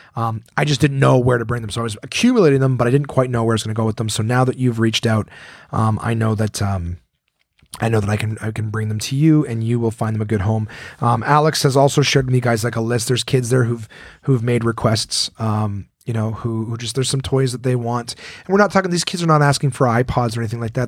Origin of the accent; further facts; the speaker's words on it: Ottawa, Ontario, Canada; we grew up in Ottawa, which is right on the border of Quebec